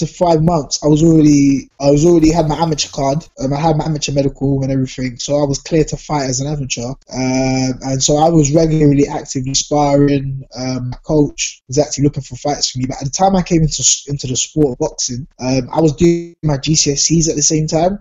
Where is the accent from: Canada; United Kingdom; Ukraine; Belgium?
United Kingdom; London; born or raised there